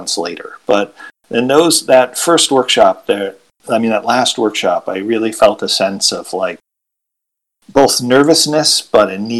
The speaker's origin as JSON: {"language": "English", "town": "Buffalo", "region": "New York", "country": "United States", "said": "I was from Buffalo"}